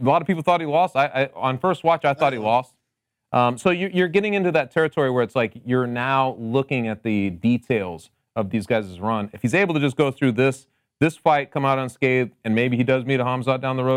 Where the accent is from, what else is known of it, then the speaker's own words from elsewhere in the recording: Connecticut, United States; I'm also from Connecticut, but I am known as the mayor of the Nutmeg State.